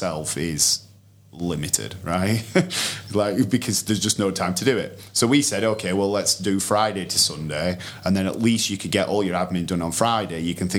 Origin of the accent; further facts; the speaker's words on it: United Kingdom; we're hopelessly British